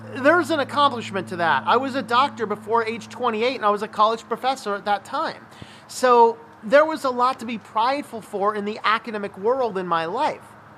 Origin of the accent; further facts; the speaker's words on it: United States